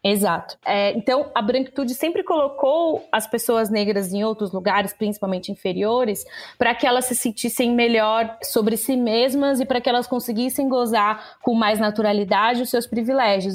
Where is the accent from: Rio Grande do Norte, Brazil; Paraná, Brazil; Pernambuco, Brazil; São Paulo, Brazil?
São Paulo, Brazil; interior of; moved away as an adult; now in São Paulo, Brazil; eu sou do interior de São Paulo, eu não sou daqui da capital.